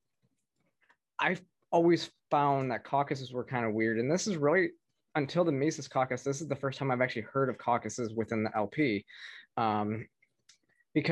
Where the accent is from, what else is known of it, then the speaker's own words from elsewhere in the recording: Michigan, United States; I'm from Michigan